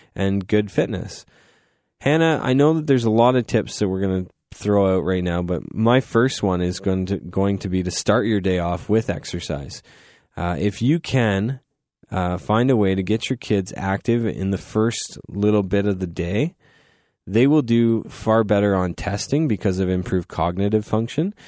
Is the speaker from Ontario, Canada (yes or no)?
yes; Goderich, Ontario, Canada; now in London, Canada; I'm from Goderich, so we didn't have a cafeteria